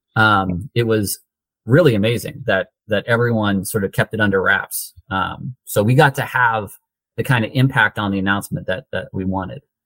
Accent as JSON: {"language": "English", "area": "East Bay", "region": "California", "country": "United States", "said": "I'm from the East Bay"}